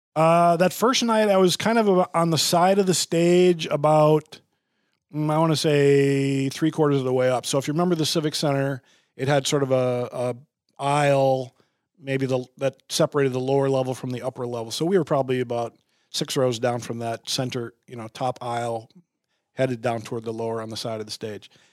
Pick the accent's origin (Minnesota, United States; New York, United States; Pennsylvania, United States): Minnesota, United States; Bloomington; I grew up in Bloomington